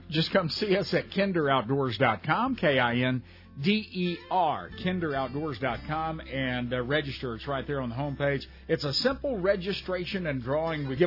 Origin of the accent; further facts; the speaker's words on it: Texas, United States; Being a Texan